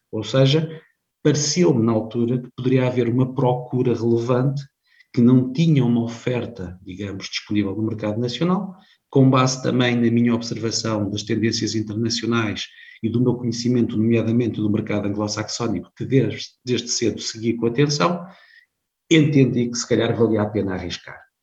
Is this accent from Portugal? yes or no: yes; Viseu District, Beira Alta, Centro, Portugal; moved away as an adult; also born or lived in Lisbon; embora nascido em Lisboa, vivi muitos anos eh, na Beira Alta, não longe de Coimbra, eu sou do distrito de Viseu